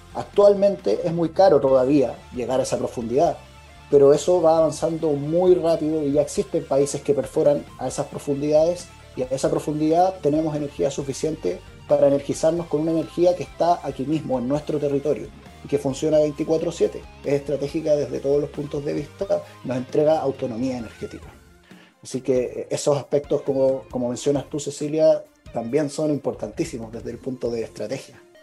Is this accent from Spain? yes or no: no; Copiapó, Atacama, Chile; Yo soy de Copiapó y actualmente vivo en la región de Atacama